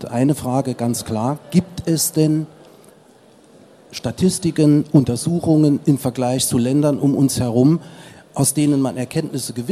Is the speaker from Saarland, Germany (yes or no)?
yes; Saarland, Germany; Ich bin Saarländer, habe das große Glück, in Frankreich fliegen zu dürfen.